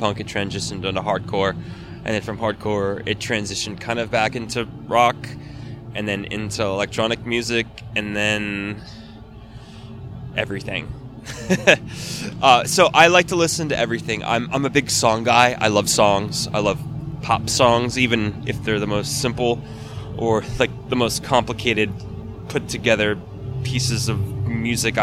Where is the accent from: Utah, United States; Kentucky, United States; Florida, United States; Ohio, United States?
Florida, United States; Fort Lauderdale; moved away as an adult; now in California, United States; I'm originally from Fort Lauderdale, Florida